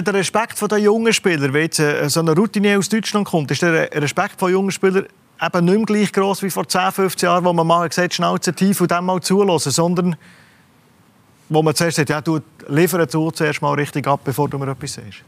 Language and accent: German; Switzerland; wir Schweizer